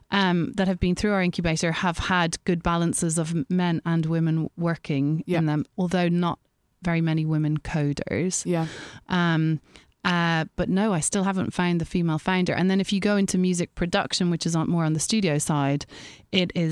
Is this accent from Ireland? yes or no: yes; Ireland; I being Irish